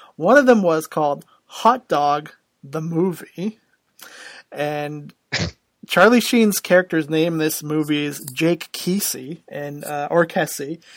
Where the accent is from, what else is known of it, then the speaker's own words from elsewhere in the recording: Canada; I'm Canadian